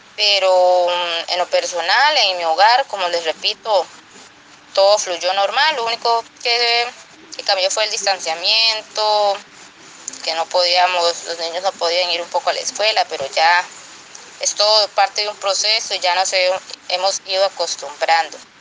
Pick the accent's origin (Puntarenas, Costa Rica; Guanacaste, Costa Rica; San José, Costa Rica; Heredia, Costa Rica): Puntarenas, Costa Rica; Lepanto; soy oriunda de Lepanto